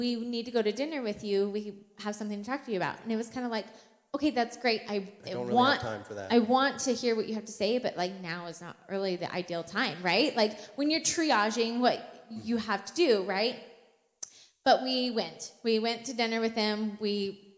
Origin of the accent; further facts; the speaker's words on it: Washington, United States; also born or lived in California; we're from Washington